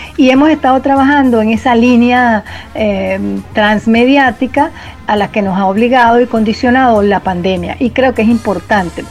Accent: Venezuela; como venezolanas y venezolanas

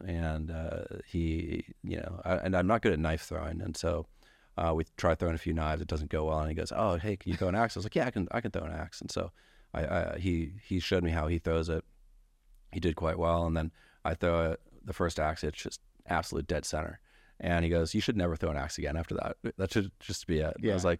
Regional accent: Ketchikan, Alaska, United States; born there; I was born in Ketchikan, Alaska, and if you meet someone else born there, I probably know them, actually.

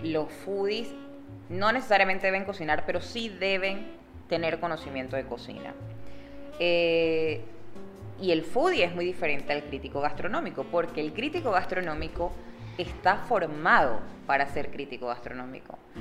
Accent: Maracaibo, Zulia, Venezuela; now in Panama; yo soy de Maracaibo

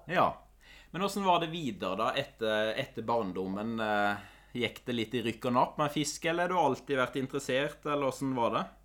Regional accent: Telemark, Norway; jeg er fra Kvitsøy i Telemark

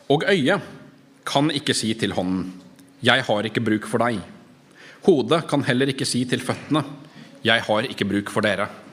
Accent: Norway; som nordmenn

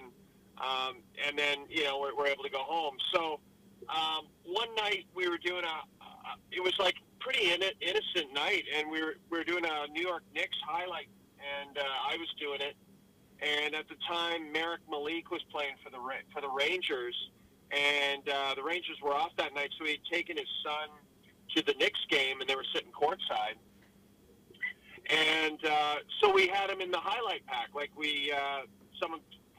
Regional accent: Northern Alberta, Canada; growing up in Northern Alberta

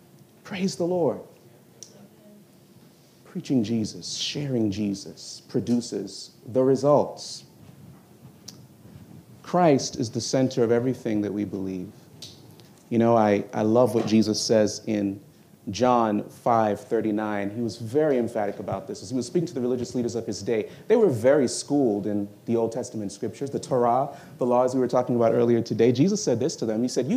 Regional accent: New York, United States; born there; I am from Jamaican descent, though I was born in New York.

